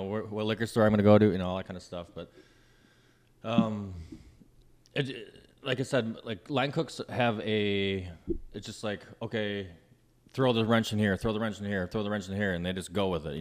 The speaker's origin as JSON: {"language": "English", "region": "Minnesota", "country": "United States", "tie": "born or raised there", "moved": "yes", "lives_now": "Los Angeles, United States", "said": "I grew up in Minnesota and kind of rural country."}